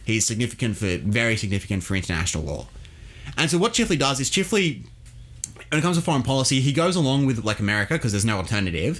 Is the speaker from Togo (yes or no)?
no; Australia; as an Australian